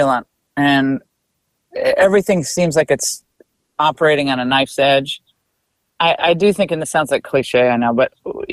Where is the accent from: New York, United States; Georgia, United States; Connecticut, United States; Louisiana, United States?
Connecticut, United States; I grew up in Connecticut